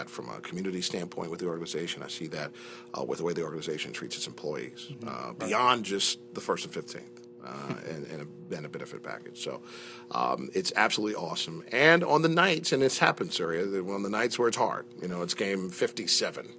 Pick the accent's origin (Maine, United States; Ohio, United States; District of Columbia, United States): Ohio, United States; moved away; I'm from Ohio country